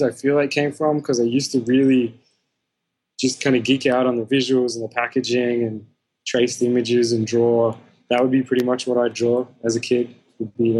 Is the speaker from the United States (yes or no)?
no; Melbourne, Victoria, Australia; I'm from Croydon North, which anyone from Melbourne would know is like a suburb about an hour east of the city.